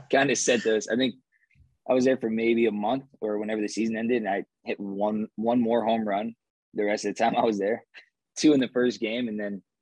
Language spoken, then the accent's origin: English; Nevada, United States; and I'm from Nevada, and and I'm here mixed with this group